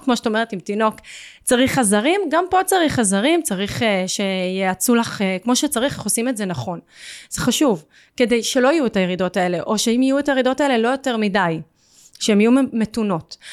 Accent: Tel Aviv-Yafo, Tel Aviv District, Israel; moved away as an adult; now in Givatayim, Israel; אני באה משכונת מצוקה yes. ביפו

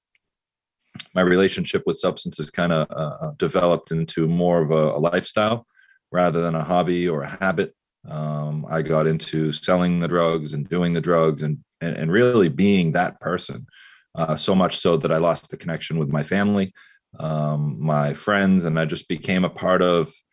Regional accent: Beverly, Massachusetts, United States; I grew up in Beverly, my mother, my stepfather, my siblings, went to Beverly High School

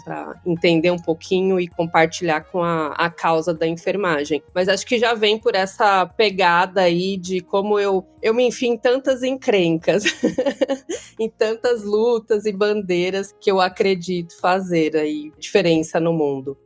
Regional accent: São Paulo, Brazil; aqui no território da zona sul de São Paulo, né, que é onde eu nasci, cresci

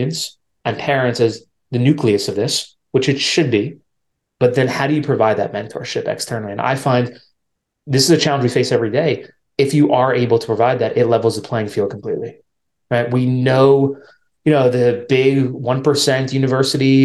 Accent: New York, United States; I'm from New York, so it's a big city

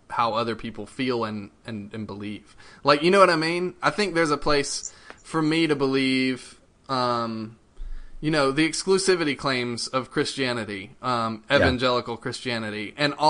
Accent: the American South, United States; I grew up in the South and in America

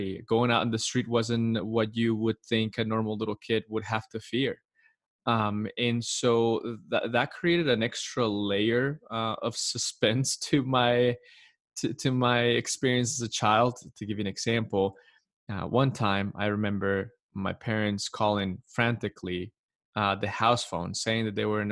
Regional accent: Medellin, Antioquia, Colombia; now in United States; I was born and raised in Colombia, Medellin, Colombia, beautiful country

